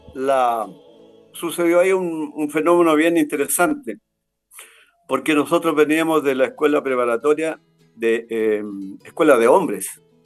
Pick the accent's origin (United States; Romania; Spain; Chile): Chile; Huelquén, Santiago Metropolitan Region; moved away as an adult; also born or lived in Punta Arenas, Chile; nacido y criado en Win. Así es, pues. Siempre viviendo acá en esta zona